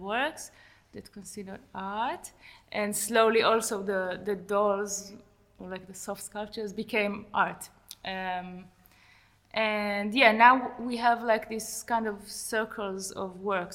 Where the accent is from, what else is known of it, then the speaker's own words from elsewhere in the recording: Tel Aviv, Tel Aviv District, Israel; also born or lived in Jerusalem; I was born originally in Tel Aviv and then moved to Jerusalem and then Tel Aviv again